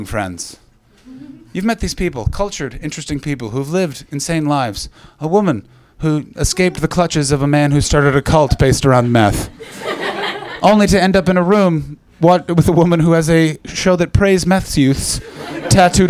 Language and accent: English; Ottawa, Ontario, Canada; now in London, United Kingdom; I come from Ottawa in Canada